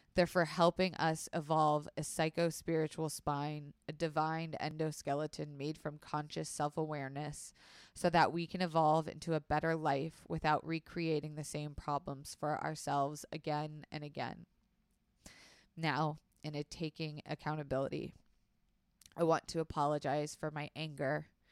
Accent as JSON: {"language": "English", "region": "Florida", "country": "United States", "tie": "born or raised there", "said": "I was raised in Florida"}